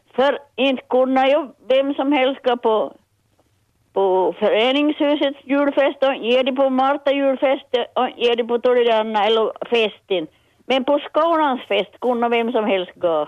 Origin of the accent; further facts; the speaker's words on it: Petsmo, Ostrobothnia, Finland; Jag är från Petsmo